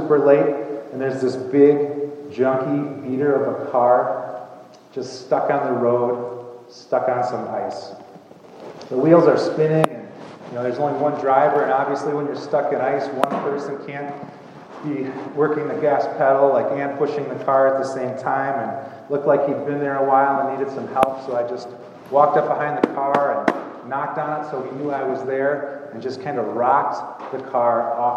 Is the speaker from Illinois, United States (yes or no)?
yes; just outside of Chicago, Illinois, United States; I grew up just outside of Chicago, and there were almost 4,000 students at my high school